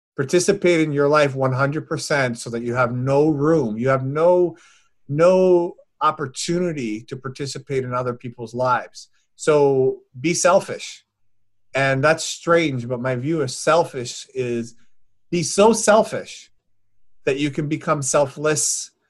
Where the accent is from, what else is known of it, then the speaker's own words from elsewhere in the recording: Newfoundland and Labrador, Canada; moved away; my hometown, my home community in Newfoundland